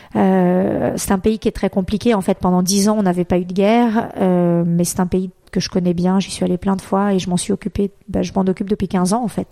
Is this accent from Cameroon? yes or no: no; Brazil; moved away; je suis née au Brésil